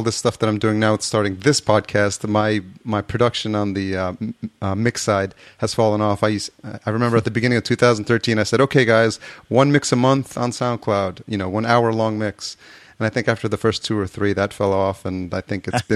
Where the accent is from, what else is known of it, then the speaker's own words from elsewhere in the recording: Yonkers, New York, United States; So I grew up here in Yonkers, just north of the Bronx. And for most of my life, I've been living in New York